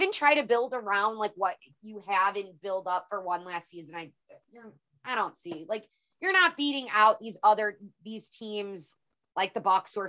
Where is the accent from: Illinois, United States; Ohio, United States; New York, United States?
Illinois, United States; I'm from Illinois